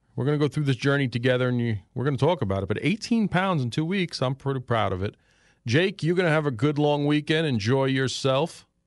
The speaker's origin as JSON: {"language": "English", "town": "New York City", "region": "New York", "country": "United States", "tie": "born or raised there", "moved": "yes", "said": "back when I was a child, growing up in New York City"}